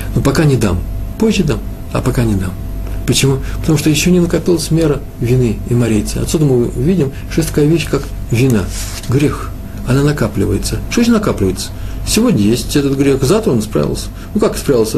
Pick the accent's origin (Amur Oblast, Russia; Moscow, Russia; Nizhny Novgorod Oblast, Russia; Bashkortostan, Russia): Moscow, Russia; Я из Москвы.